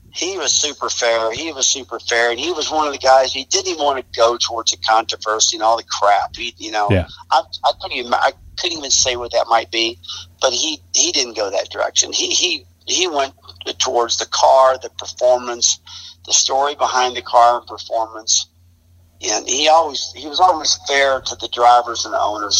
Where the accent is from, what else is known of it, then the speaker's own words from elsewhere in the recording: St. Louis, Missouri, United States; moved away as an adult; also born or lived in High Point, North Carolina; I came from St. Louis, Missouri, and I was just this young guy